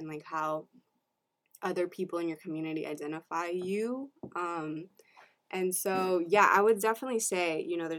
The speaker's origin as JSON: {"language": "English", "country": "United States", "tie": "born or raised there", "said": "I was the first one in my family born in the U.S. So I'm a first generation American"}